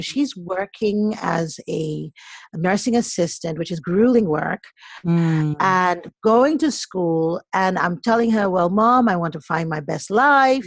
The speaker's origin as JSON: {"language": "English", "region": "Lagos", "country": "Nigeria", "tie": "born or raised there", "also_born_or_lived": "Boston, United States / Nnewi, Anambra State (family origin)", "moved": "yes", "lives_now": "United States", "said": "I was born in Boston, mm-hmm. but I am originally, I'm Nigerian"}